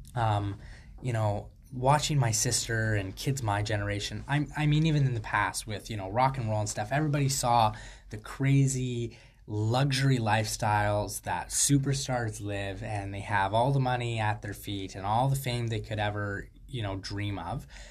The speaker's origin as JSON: {"language": "English", "country": "Canada", "said": "I'm a Canadian free thought advocate"}